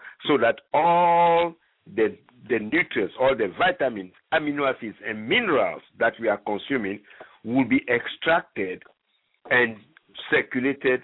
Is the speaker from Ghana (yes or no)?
yes; Ghana; moved away; I'm originally from Ghana